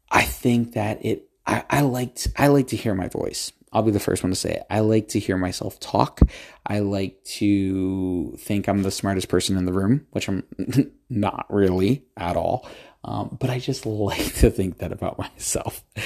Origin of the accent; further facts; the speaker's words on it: United States; I'm from the United States